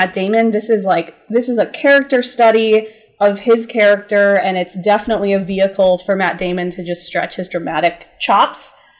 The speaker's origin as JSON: {"language": "English", "country": "France", "tie": "born or raised there", "also_born_or_lived": "Seattle, Washington, United States", "moved": "yes", "said": "I spent my childhood in France. I grew up in France."}